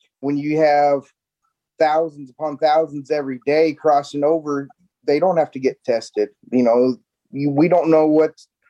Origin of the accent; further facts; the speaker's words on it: Iowa, United States; now in Texas, United States; but I'm originally from Iowa